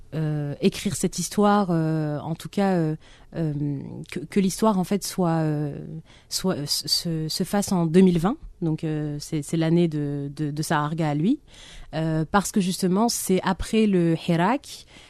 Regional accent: Algiers, Algiers Province, Algeria; now in France; mon enfance à Alger

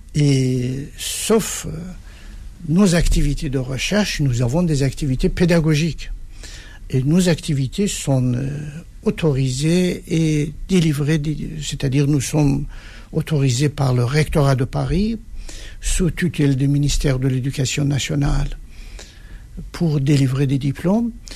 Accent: Iran; moved away as an adult; now in France; le moment que j'ai quitté l'Iran

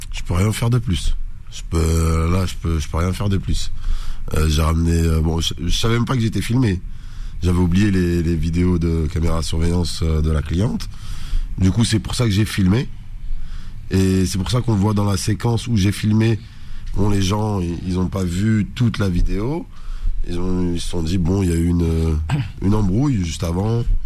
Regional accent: France; d'origine algérienne, mais je suis né en France, j'étudie en France

